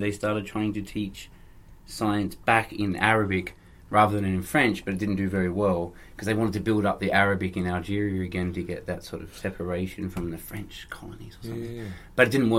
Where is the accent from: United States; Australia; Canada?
Australia; Australia, mate.